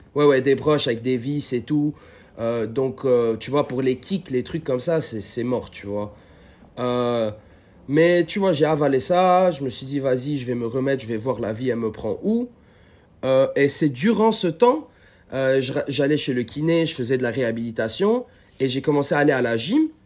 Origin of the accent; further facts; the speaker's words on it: Lebanon; moved away as an adult; also born or lived in California, United States; now in United States; à la base, je suis libanais et ça fait peut-être 10 ans que j'habite aux États-Unis